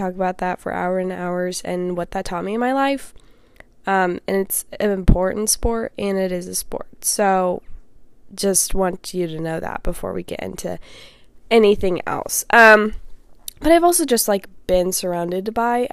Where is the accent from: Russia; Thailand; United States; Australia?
United States; Indiana; I'm from Indiana